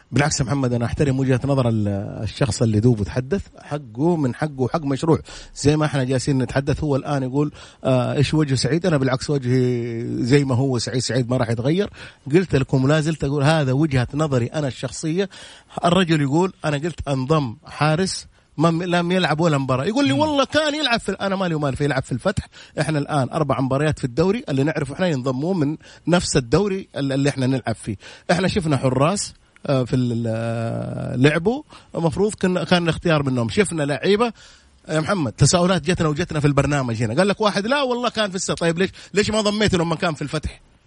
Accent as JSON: {"language": "Arabic", "country": "Saudi Arabia", "said": "عندنا في السعوديه"}